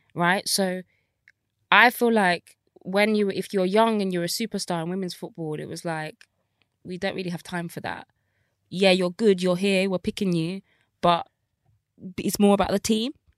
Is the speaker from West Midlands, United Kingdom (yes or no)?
yes; Birmingham, West Midlands, United Kingdom; I grew up in Birmingham, council estate